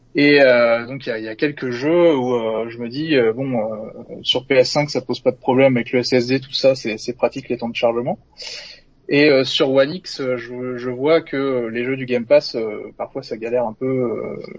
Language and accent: French; Normandy, France; now in Orléans, France; Alors je suis originaire de Normandie